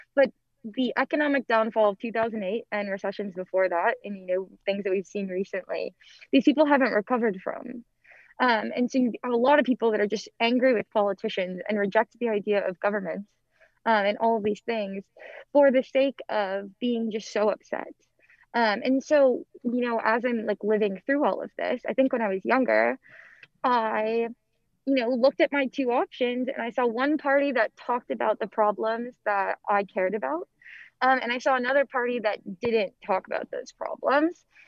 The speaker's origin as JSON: {"language": "English", "town": "Antioch", "region": "Illinois", "country": "United States", "moved": "as an adult", "lives_now": "Washington, D.C., United States", "said": "I'm originally from Antioch, Illinois, which is a super small town right on the border of Illinois and Wisconsin."}